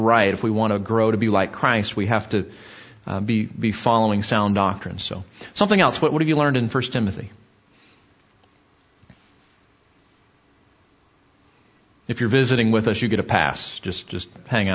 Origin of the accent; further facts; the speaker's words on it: Southern California, United States; where I grew up in Southern California